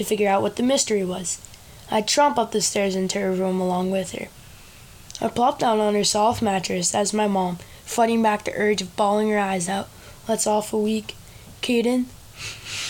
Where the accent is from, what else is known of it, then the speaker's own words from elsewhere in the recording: Norwood, Massachusetts, United States; also born or lived in Sudbury, Massachusetts; I was born in Norwood, Massachusetts on 6/11/2010